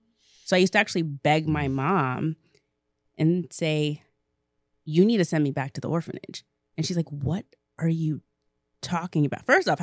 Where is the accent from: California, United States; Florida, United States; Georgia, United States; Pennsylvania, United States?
Pennsylvania, United States; Hershey; born there; So, where do I start? I was born in Hershey, Pennsylvania.